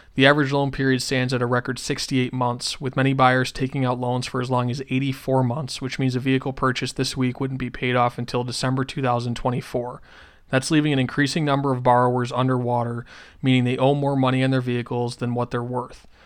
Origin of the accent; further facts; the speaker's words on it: Western New York, United States; moved away; Where I grew up in Western New York